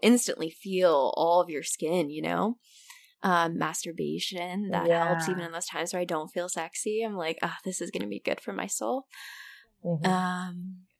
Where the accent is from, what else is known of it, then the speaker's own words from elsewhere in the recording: Southern California, United States; now in Chicago, United States; I was from Southern California. That's what I grew up on, hiking. But I'm in Chicago